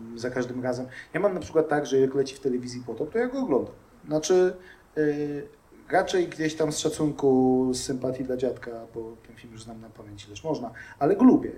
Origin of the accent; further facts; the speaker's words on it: Głuchołazy, Opole Voivodeship, Poland; urodziłem się w Opolu, e, mieszkałem tam przez chwilę tylko e, i zaraz potem przenieśliśmy się do Głuchołaz